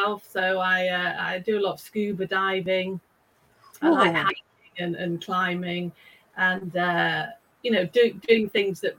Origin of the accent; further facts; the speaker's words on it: United Kingdom; now in Stockholm, Sweden; I am actually British